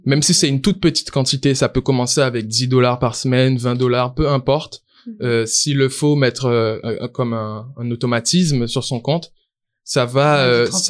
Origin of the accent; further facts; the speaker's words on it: Guadeloupe; moved away as an adult; now in Canada; Je suis originaire de la Guadeloupe